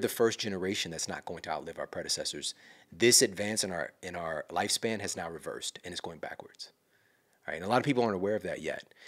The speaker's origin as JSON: {"language": "English", "town": "Ferguson", "region": "Missouri", "country": "United States", "said": "I'm from Ferguson, Missouri. I'm from St. Louis"}